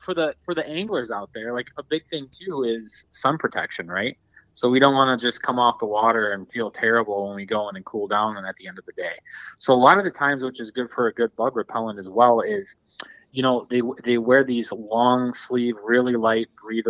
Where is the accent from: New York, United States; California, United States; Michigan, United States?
Michigan, United States; Dundee; I grew up in Southeast Michigan, and, you know, being right by Lake Erie, I grew up in kind of like around the Dundee area.